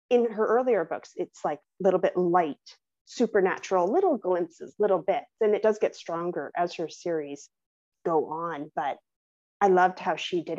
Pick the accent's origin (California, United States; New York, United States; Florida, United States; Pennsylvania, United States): California, United States; San Diego area; moved away; that is set in San Diego, the closest that I've been to my hometown area